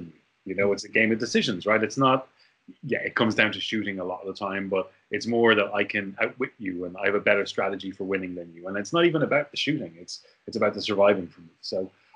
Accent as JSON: {"language": "English", "country": "Ireland", "also_born_or_lived": "Korea", "moved": "as an adult", "said": "as an Irishman"}